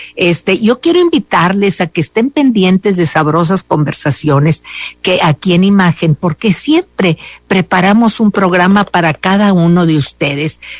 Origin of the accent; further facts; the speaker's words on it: Mexico; somos muy mexicanos